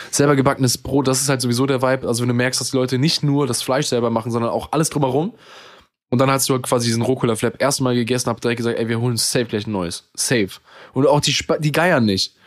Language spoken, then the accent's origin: German; Germany; ich bin selber Deutscher